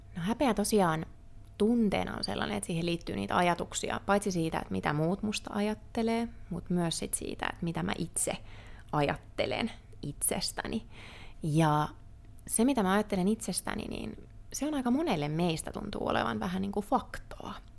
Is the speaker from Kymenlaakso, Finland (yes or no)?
yes; Kouvola, Kymenlaakso, Finland; moved away as an adult; also born or lived in Helsinki; muutin Helsinkiin opiskelemaan Kouvolasta